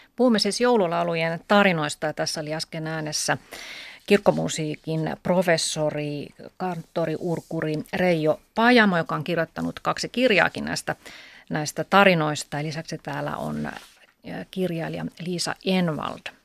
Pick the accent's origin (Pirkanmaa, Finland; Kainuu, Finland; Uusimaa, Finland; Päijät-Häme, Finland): Pirkanmaa, Finland; Kangasala; moved away; olen Kangasalta kotoisin